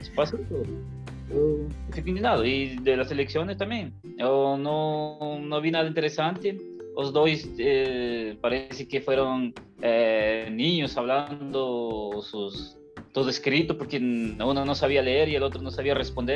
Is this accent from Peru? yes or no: yes; Peru; now in Brazil; Vamos a hablar como peruanos.